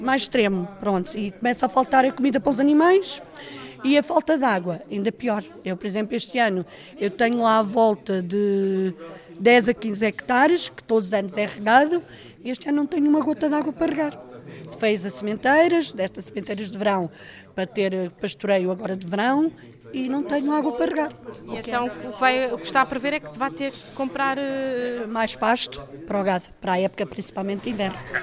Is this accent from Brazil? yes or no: no; Lavacolhos, Centro, Portugal; sou de Lavacóis, do Conselho do Fundão.